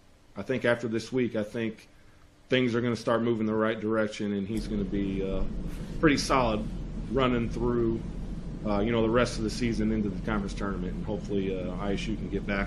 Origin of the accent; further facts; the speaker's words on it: Bloomington, Illinois, United States; other than being from my hometown